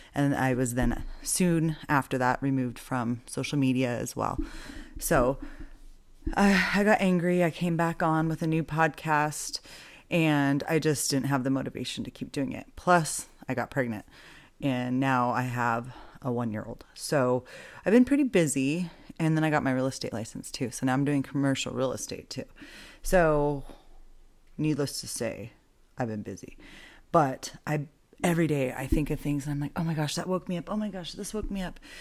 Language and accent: English; Boise, Idaho, United States; moved away as an adult; now in Albuquerque, United States; I grew up in Boise, Idaho. I now live in Albuquerque, New Mexico.